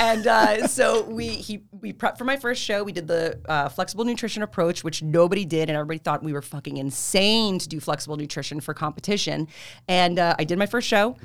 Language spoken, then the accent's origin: English; Freehold, New Jersey, United States; also born or lived in Marlboro, New Jersey; I'm Jersey. I really have lived in the same area my whole life like that, like Freehold, Marlboro, Colsonnac area